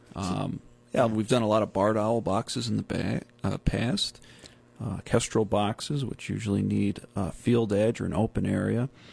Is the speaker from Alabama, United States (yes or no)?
no; Whitesboro, New York, United States; moved away; also born or lived in Syracuse, New York; Utica area, Whitesboro, village of Whitesboro. All right, my hometown.